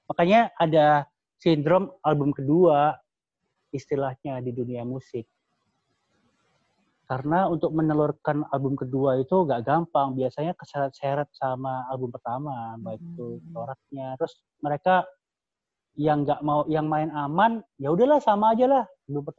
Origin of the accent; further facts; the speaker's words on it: Surakarta, Central Java, Indonesia; tapi kalau aku pribadi karena aku orang Solo ya keluarga aku orang Solo setiap hmm.